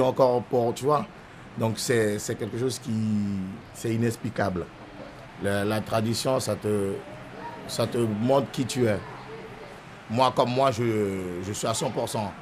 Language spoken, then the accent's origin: French; Saint-Laurent-du-Maroni, French Guiana; Je suis né à Saint-Laurent-du-Maroni, grandi à Saint-Laurent-du-Maroni